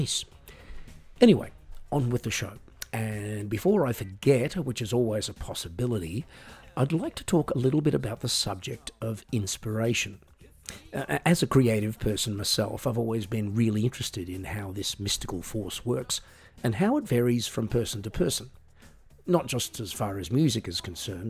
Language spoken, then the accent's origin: English; Australia; I'm an Australian singer-songwriter